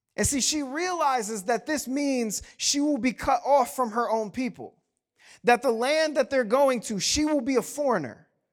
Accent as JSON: {"language": "English", "region": "the South", "country": "United States", "said": "I'm from the South"}